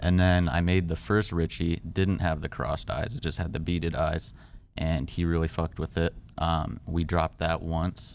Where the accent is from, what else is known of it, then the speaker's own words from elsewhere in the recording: California, United States; I grew up in Cali